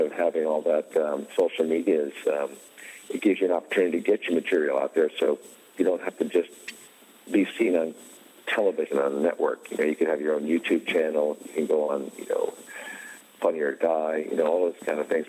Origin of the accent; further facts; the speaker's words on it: East Coast, United States; we're both from the East Coast